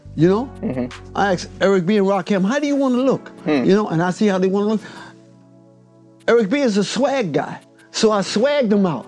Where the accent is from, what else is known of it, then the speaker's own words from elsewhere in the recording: New York City, New York, United States; I grew up in Harlem